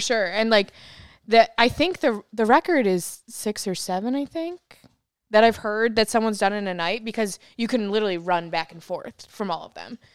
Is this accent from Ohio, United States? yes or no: no; upstate New York, United States; now in Austin, United States; I'm from New York